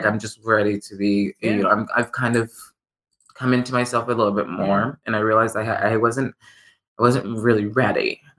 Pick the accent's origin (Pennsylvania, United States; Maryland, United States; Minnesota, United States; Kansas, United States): Kansas, United States; moved away as an adult; also born or lived in New York / Los Angeles; I came from Kansas, went to NYU, went